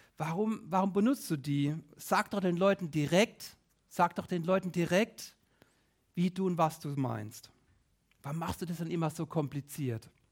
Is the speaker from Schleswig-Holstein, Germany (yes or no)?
no; Rhineland-Palatinate, Germany; bei uns in der Pfalz